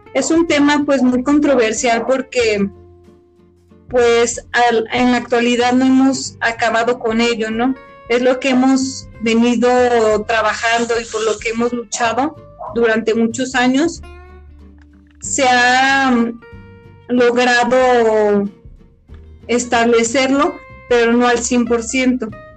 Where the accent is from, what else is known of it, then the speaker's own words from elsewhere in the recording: Mexico; los mexicanos somos indios